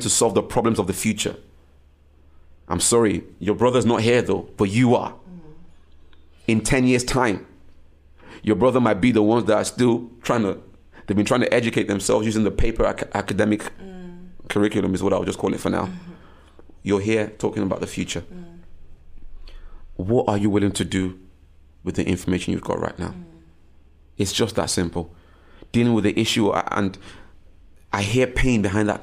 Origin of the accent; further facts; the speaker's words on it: Nigeria; I was born to a Nigerian home and I was born in Nigeria